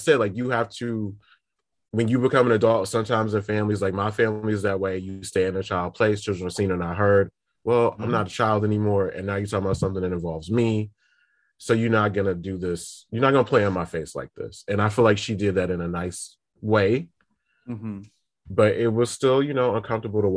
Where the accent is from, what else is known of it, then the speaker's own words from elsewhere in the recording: the North, United States; My family is like, I'm like first generation Northerner